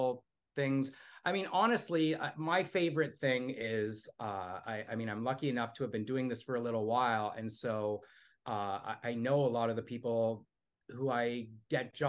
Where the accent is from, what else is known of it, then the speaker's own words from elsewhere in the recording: Toronto, Ontario, Canada; I grew up in Toronto